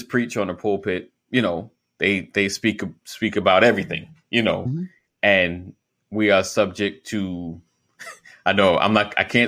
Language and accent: English; New York, United States; I'm from New York